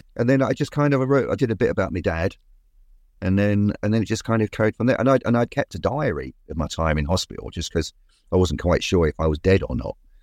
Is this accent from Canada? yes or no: no; London, United Kingdom; I was from Walthamstow